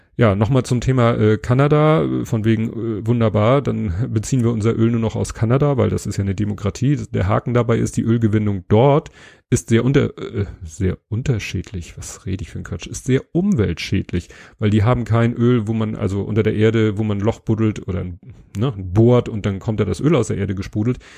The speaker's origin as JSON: {"language": "German", "region": "Hamburg", "country": "Germany", "said": "als Hamburger"}